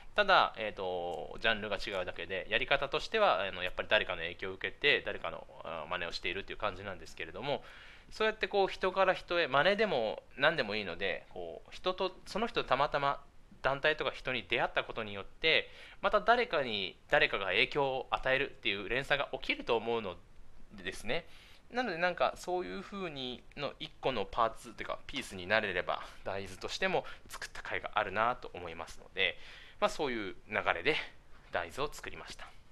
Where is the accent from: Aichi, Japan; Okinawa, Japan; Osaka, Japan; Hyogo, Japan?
Okinawa, Japan; Miyakojima; also born or lived in Tokyo; now in Okinawa Island, Japan; 僕は宮古島出身なので